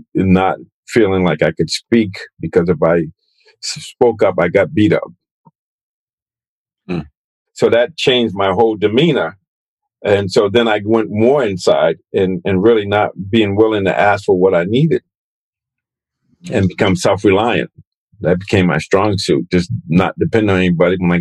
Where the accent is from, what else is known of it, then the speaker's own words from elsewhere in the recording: Boston, Massachusetts, United States; growing up in Boston, being Black, African American